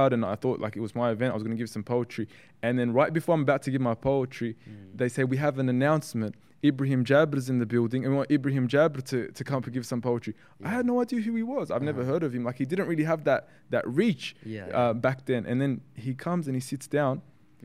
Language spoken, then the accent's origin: English; Australia; I'm from Australia.